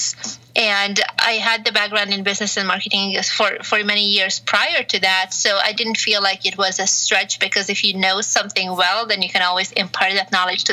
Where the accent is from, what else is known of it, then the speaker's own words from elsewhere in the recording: Hungary; moved away as an adult; also born or lived in Romania / Malta / France / Belgium; now in California, United States; I was born in Hungary, mm-hmm. and then grew up both in Hungary and Romania, back and forth for a few years, and then moved back to Hungary at the age of 15 full time